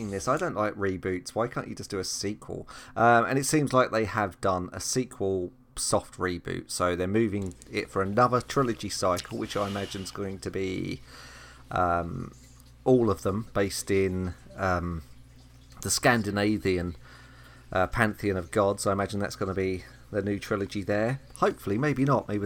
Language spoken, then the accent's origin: English; United Kingdom; I'm British